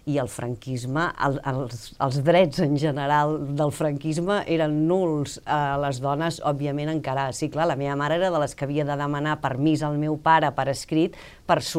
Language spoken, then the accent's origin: Catalan; Catalonia, Spain; com a bona catalana que sóc, estic bastant obsessionada amb el temps